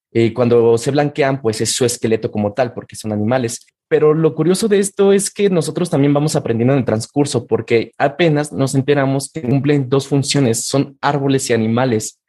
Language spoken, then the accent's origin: Spanish; Mexico